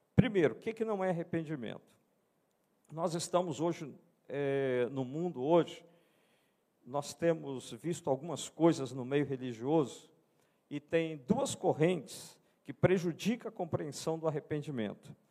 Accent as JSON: {"language": "Portuguese", "country": "Brazil", "said": "eu sou brasileiro. Eu sou brasileiro"}